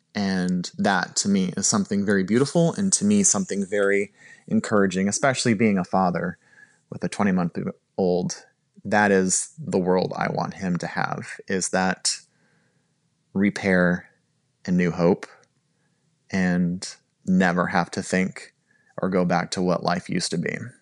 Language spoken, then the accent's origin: English; California, United States; moved away as an adult; also born or lived in North Carolina; I was born and raised in California